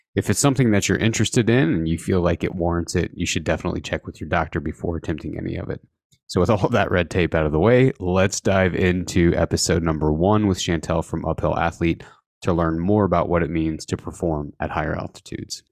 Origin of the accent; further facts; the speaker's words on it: Indiana, United States; now in Idaho, United States; I grew up in Indiana